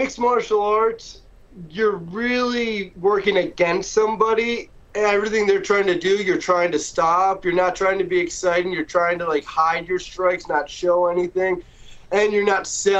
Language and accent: English; Allentown, Pennsylvania, United States; I am a Pennsylvania kid. You know, I was born in Allentown